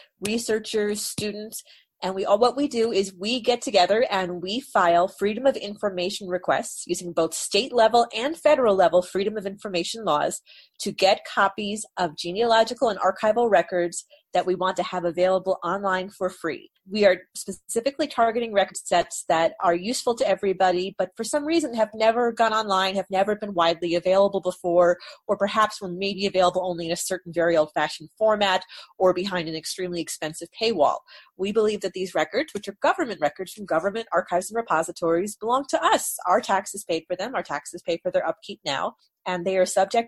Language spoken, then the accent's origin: English; New York, United States; I grew up in New York